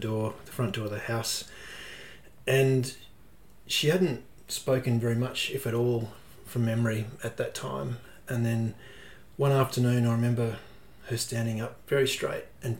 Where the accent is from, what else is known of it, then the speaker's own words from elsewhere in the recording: Perth, Western Australia, Australia; moved away as an adult; I grew up in Western Australia, in Perth, and studied over there